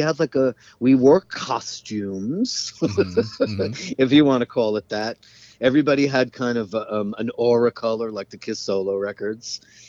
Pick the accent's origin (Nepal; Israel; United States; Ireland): Ireland; I went down there, and meanwhile, I'm as Irish as get out, you know.